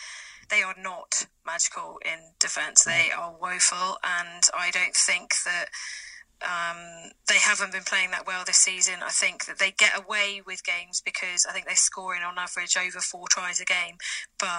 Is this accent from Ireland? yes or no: no; South West England, United Kingdom; as an English girl and a Southwest girl